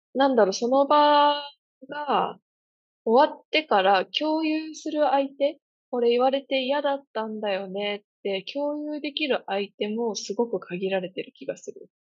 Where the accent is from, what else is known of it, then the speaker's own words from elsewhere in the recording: Kansai, Japan; moved away; 私関西から来てるんで